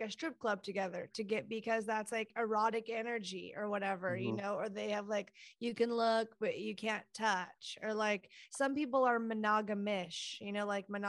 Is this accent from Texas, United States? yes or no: yes; Texas, United States; In Texas.